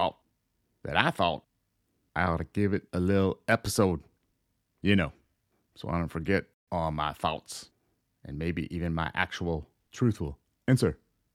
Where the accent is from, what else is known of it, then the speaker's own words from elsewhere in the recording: Florida, United States; when I was growing up in Florida